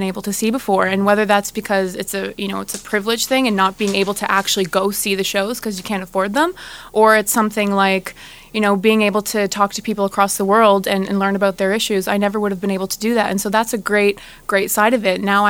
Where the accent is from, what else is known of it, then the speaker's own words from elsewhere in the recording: Toronto, Ontario, Canada; I'm from Toronto